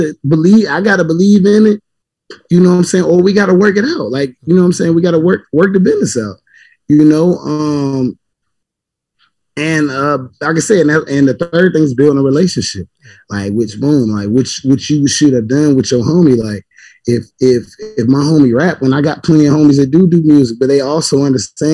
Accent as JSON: {"language": "English", "region": "Georgia", "country": "United States", "moved": "yes", "lives_now": "Norfolk, United States", "said": "I'm from Georgia"}